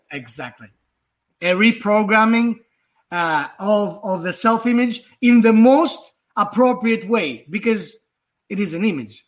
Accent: Athens, Attica, Greece; also born or lived in Manhattan, New York; now in Hudson Valley, New York, United States; I was uh, born and raised in Athens, Greece.

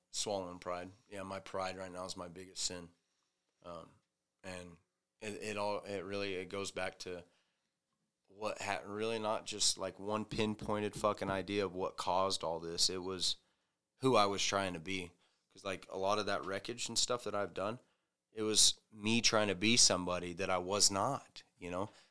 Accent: the South, United States; moved away; I'm from the South

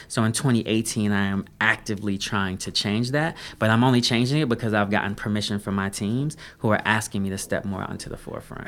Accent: Denver, Colorado, United States; moved away as an adult; also born or lived in Duke University, North Carolina; I grew up in, born and raised in Denver, Colorado

